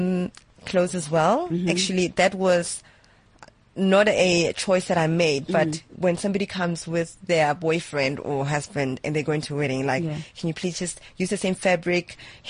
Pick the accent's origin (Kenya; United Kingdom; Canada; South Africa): South Africa; Mamelodi, Gauteng; I'm originally from Mamelodi